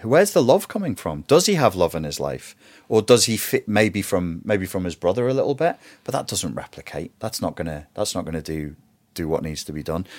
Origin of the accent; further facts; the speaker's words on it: Portugal; moved away; also born or lived in England; I was raised in Portugal, which was warm and fuzzy, and then I was shoved into an English private school system